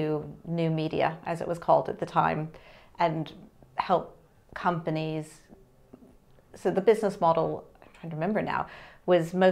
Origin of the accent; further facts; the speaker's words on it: New Mexico, United States; I'm from New Mexico